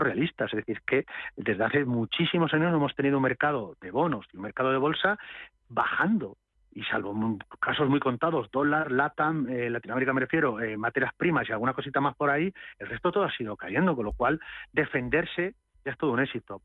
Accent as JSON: {"language": "Spanish", "region": "Castilla-La Mancha", "country": "Spain", "said": "yo soy castellano manchego"}